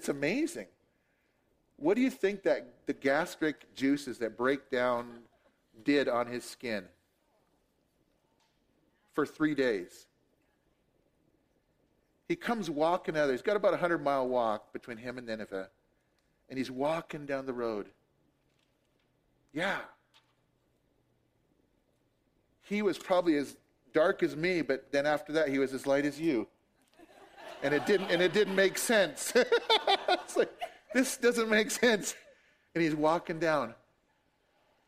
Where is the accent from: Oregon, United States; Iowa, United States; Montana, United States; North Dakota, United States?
Montana, United States; Billings; moved away as an adult; also born or lived in Durango / Phoenix / Seattle; now in Browning, United States; all my life, I grew up in Billings until I was 19 and I left home